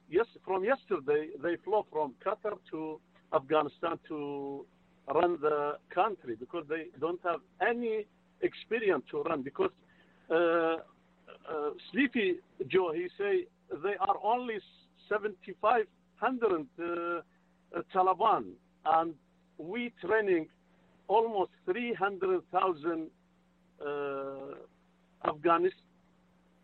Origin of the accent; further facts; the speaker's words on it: Iraq; now in United States; I am from Middle East. My back home is Iraq. I am Christian, Assyrian